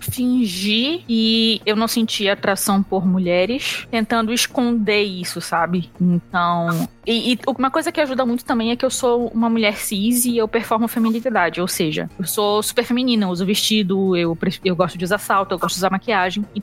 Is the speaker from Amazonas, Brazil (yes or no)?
yes; Manaus, Amazonas, Brazil; moved away; also born or lived in Brasília; eu mudei de Manaus para Brasília. E em Brasília, eu cheguei a sofrer um, umas microagressões xenofóbicas, sabe?